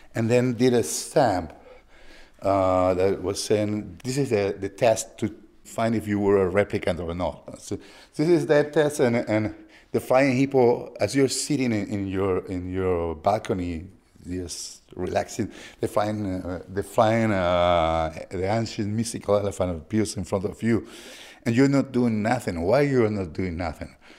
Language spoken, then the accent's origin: English; Lima, Peru; moved away; I'm from Lima, Peru